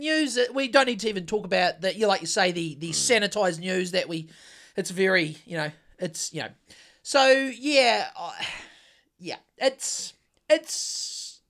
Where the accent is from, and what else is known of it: New Zealand